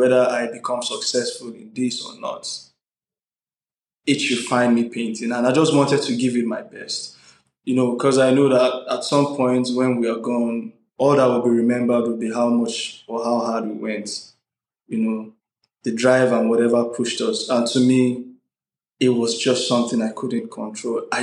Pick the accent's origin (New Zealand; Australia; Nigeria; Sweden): Nigeria; As a Nigerian